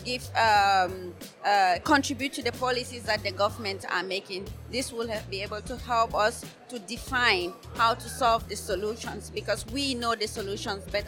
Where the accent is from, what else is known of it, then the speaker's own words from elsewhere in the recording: Cameroon; I am from Cameroon